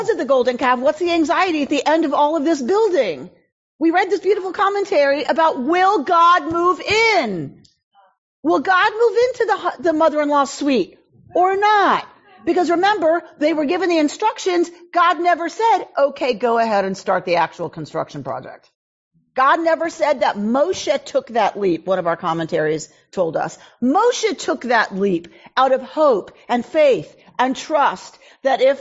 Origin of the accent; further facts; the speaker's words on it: Georgia, United States; moved away; I grew up in Georgia.